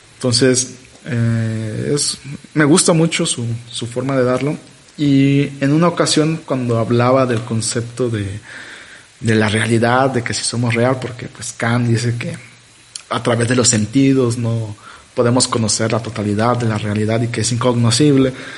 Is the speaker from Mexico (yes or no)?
yes; Mexico; yo que soy mexicano, ¿no? ¿Por qué nací en México